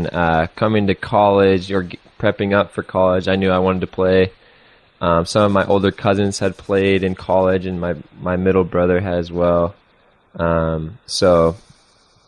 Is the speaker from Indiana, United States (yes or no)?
no; Silverton, Oregon, United States; moved away as an adult; I grew up in Silverton, Oregon, which is a small town outside of Salem